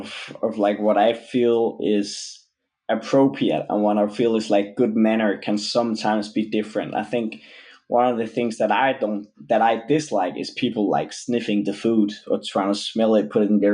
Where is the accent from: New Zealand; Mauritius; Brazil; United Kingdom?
Brazil; now in Denmark; But when we're from Brazil, it's like you walk into a party, it's 100%.